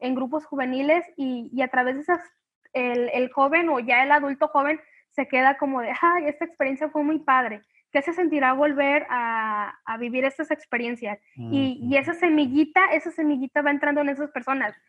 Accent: Colima, Mexico; soy de Colima

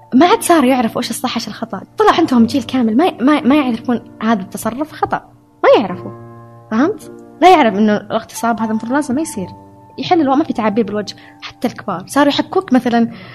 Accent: Saudi Arabia; moved away as an adult; also born or lived in Hungary; أنا سعودية

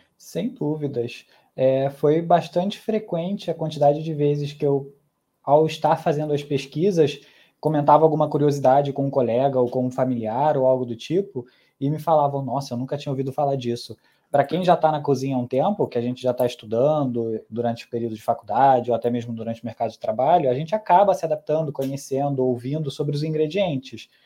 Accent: Brazil; also born or lived in Mexico; eu cresci aqui no Brasil

